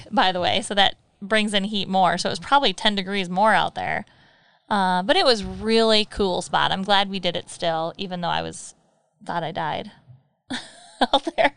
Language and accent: English; Michigan, United States; we're from Michigan, so we're fudge knobs